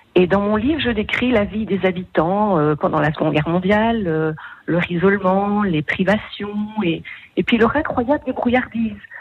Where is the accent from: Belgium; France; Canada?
Belgium; chez nous, en Belgique